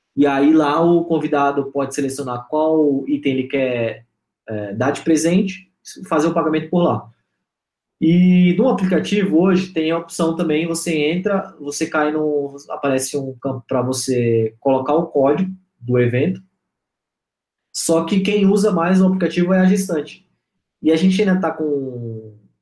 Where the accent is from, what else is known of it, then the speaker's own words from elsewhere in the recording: Alphaville, São Paulo, Brazil; also born or lived in Manaus / Bahia; Meu pai veio conhecer Alphaville, gostou, e a gente acabou mudando. Estamos aqui já vai é, fazer 20 anos